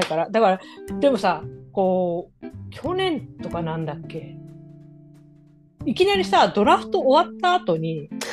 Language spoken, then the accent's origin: Japanese; Japan; 私が日本人ってバレてない可能性あるみたいな